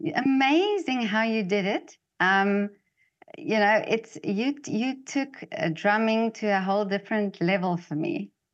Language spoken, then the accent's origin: English; South Africa; I'm from South Africa